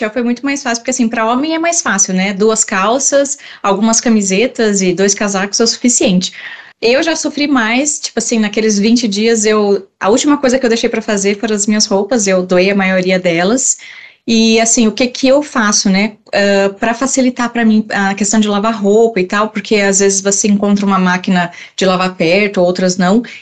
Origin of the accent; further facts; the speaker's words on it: Rio Grande do Sul, Brazil; eu sou do Rio Grande